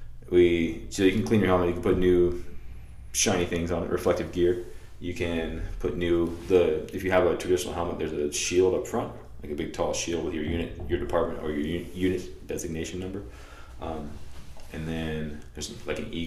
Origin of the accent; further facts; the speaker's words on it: Florida, United States; the beach we grew up at over in Florida